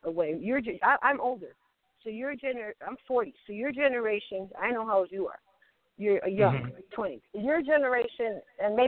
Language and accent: English; Bay Area, California, United States; I'm from the Bay Area